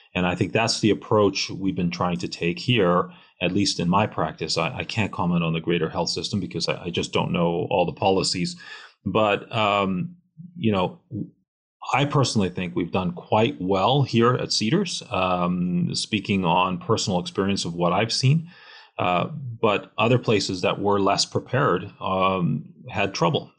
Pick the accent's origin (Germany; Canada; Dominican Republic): Canada; now in United States; I am Canadian